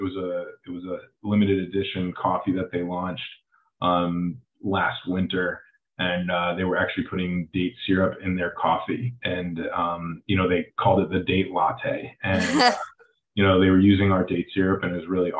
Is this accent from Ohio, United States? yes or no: yes; Cleveland, Ohio, United States; now in Los Angeles, United States; I grew up in Cleveland